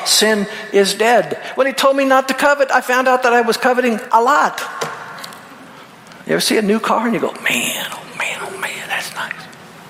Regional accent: Peoria, Illinois, United States; Where I grew up out in Peoria, we were all poor.

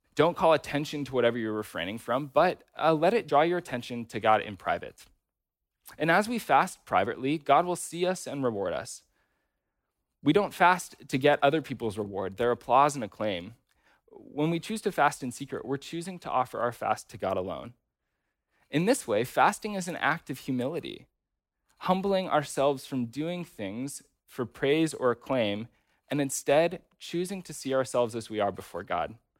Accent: United States; American Christians

